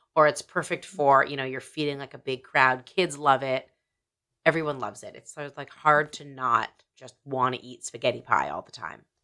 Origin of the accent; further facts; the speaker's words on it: Canada; I'm a Canadian